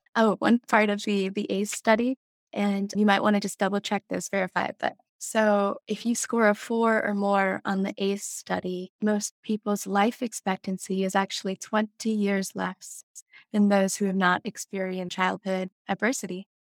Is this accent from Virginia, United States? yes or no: no; Jackson, Wyoming, United States; growing up in Teton County